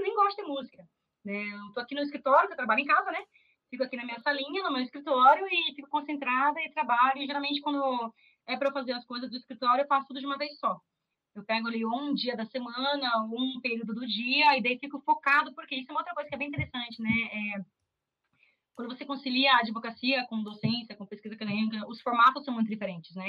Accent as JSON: {"language": "Portuguese", "town": "Curitiba", "region": "Paraná", "country": "Brazil", "said": "Eu sou de Curitiba"}